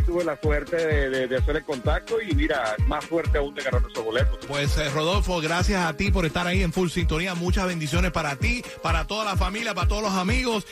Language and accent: Spanish; Venezuela; moved away; en mi país soy locutor, soy de Venezuela